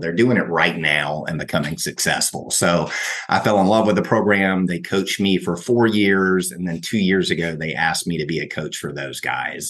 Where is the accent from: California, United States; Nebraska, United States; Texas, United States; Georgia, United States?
Georgia, United States; Brunswick; also born or lived in Outer Banks, North Carolina / Athens, Georgia; now in Atlanta, United States; I was born in the Outer Banks of North Carolina and grew up in Brunswick, Georgia